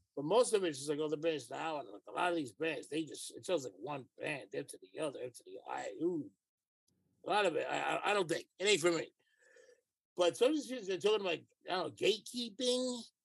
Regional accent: New York City, New York, United States; I'm a New Yorker.

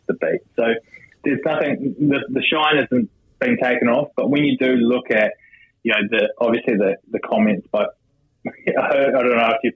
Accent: New Zealand; accent: Kiwi; moved away as an adult; now in United Kingdom; I'm still as Kiwi as they come.

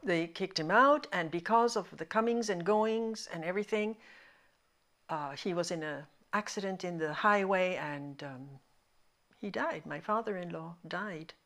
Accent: Lima, Peru; first language Spanish; English is a second language; also born or lived in Montreal, Canada; We, we came to Peru. I, I turned two in Peru

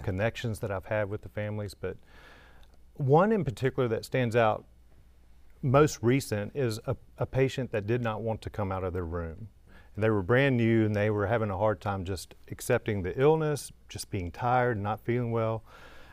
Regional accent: Louisiana, United States; now in Memphis, United States; I'm from Louisiana originally

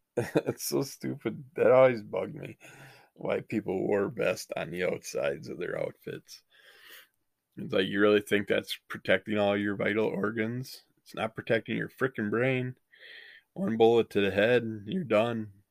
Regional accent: United States; we grew up in the United States

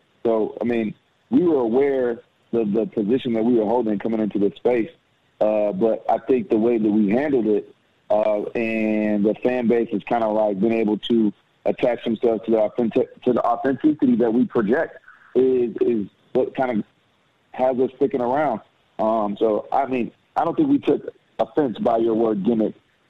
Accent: Dallas, Texas, United States; now in Atlanta, United States; Yeah, well, I'm originally from Dallas, Texas. We live in Atlanta now. Yep. Atlanta's home.

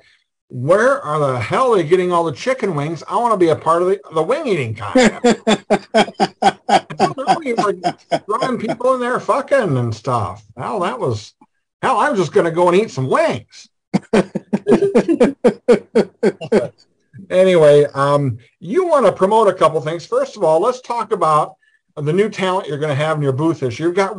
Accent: Wisconsin, United States; I'm from Wisconsin.

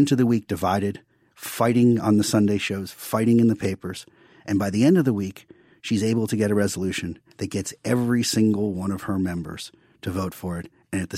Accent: New York, United States; Like Joe, I grew up in Democratic politics. I grew up in New York in Democratic politics.

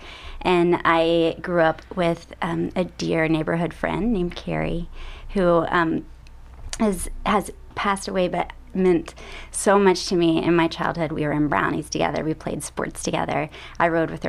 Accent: Texas, United States; accent: Texas; my Texas accent's coming out.

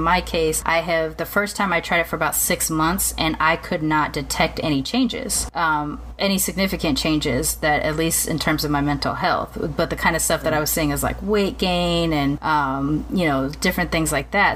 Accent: United States; even though I'm from America and I've come from Western culture, I did grow up immersed in Japanese culture too

